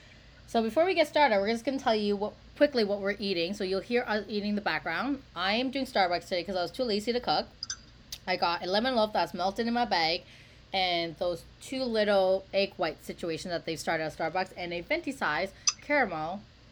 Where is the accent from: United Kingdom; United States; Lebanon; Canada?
Canada; Toronto, Ontario; I am from Toronto